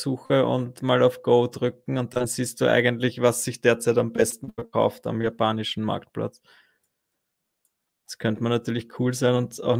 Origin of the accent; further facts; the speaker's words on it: Fels am Wagram, Lower Austria, Austria; now in Vienna, Austria; Das geil, bin aus Fels, wohne in Wien.